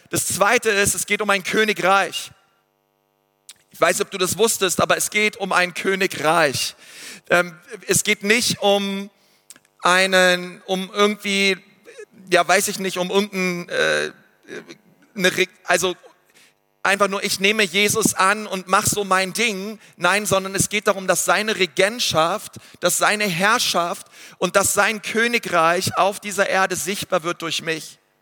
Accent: Germany; also born or lived in Nuremberg; ich bin Deutscher und ich wohne in Nürnberg 90480

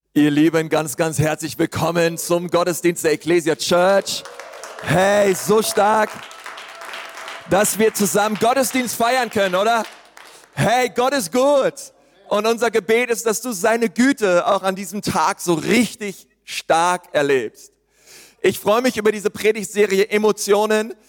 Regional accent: Berlin, Germany; ich bin ja Berliner

